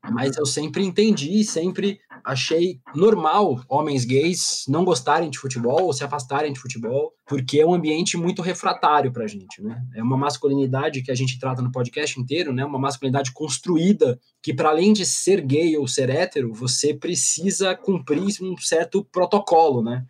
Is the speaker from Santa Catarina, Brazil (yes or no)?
yes; Balneário Camboriú, Santa Catarina, Brazil; also born or lived in Paraíba; now in São Paulo, Brazil; Eu sou de São Paulo, nasci aqui, mas eu cresci em Santa Catarina e morei na Paraíba por muitos anos